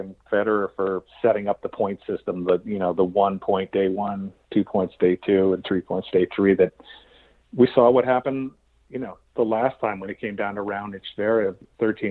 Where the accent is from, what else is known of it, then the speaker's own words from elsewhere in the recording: Connecticut, United States; I grew up a Green Bay Packers fan growing up in Connecticut